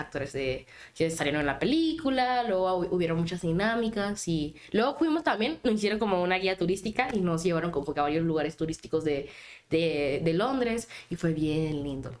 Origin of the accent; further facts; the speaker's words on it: Panama; Y yo les decía que era de Panamá. Y era como que Panamá, pero Panamá, Florida. Y yo, no, soy de Centroamérica